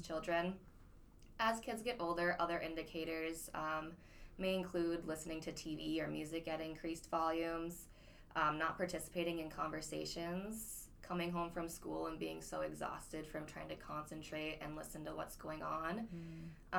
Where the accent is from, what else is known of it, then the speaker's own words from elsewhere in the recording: Grand Forks, North Dakota, United States; moved away as an adult; now in Fergus Falls, United States; I'm born and raised in Grand Forks, uh, North Dakota